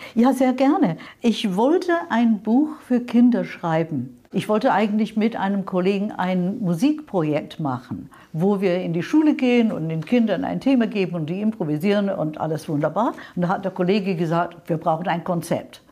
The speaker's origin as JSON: {"language": "German", "region": "London", "country": "United Kingdom", "second_language": "German", "moved": "as an adult", "lives_now": "Munich, Germany", "said": "Ursprünglich aus London, also England, ja. London, nicht Kanada. Bin mit 25 Jahren hierher gekommen nach München"}